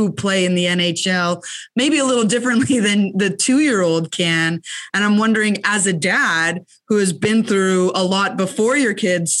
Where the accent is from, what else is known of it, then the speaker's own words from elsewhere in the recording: Montreal, Quebec, Canada; I'm from Montreal